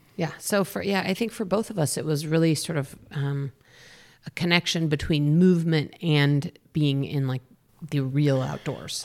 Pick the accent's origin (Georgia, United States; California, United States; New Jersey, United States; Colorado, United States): Colorado, United States; Boulder; I grew up in Boulder, Colorado